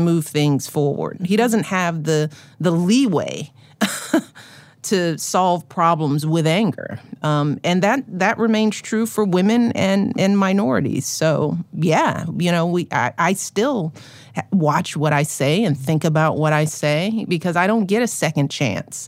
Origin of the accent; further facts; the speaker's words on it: Chicago, Illinois, United States; as a Chicagoan